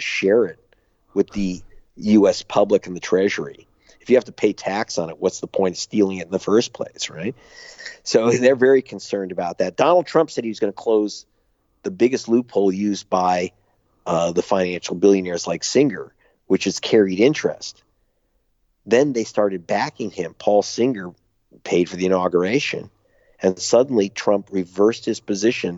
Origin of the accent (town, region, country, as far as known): United States; moved away; also born or lived in United Kingdom